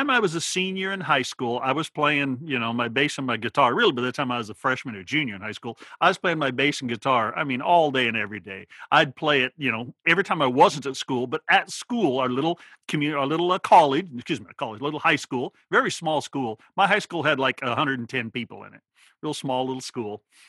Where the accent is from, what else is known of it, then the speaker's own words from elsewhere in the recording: Oregon, United States; moved away; But the little town was 10 miles away and still a very, very small town. But yeah, that's where I grew up in Oregon.